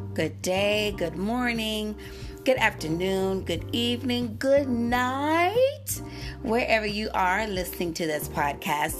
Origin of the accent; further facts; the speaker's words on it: Gastonia, North Carolina, United States; moved away as an adult; now in Denver, United States; I grew up in Gastonia